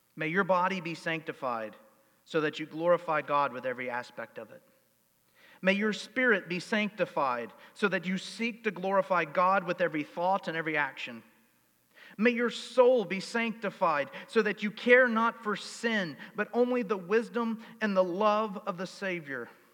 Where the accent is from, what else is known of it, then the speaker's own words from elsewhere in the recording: United States; I'm an American.